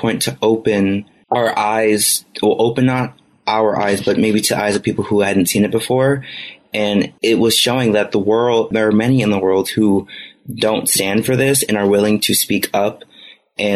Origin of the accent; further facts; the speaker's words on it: United States; as American citizens